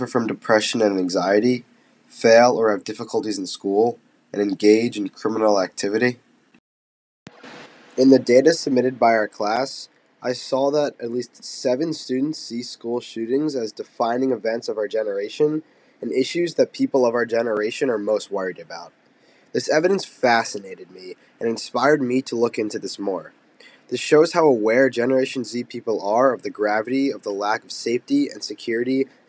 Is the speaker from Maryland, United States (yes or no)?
no; Voorhees, New Jersey, United States; moved away as an adult; now in Syracuse, United States; I'm from Voorhees, New Jersey, which is a suburb of Philadelphia.